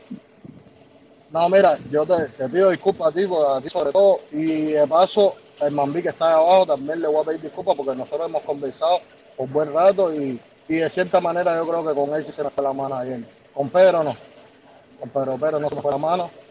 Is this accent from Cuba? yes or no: yes; Havana, Cuba; moved away as an adult; Yo me crié en San Leopoldo, en medio de drogadictos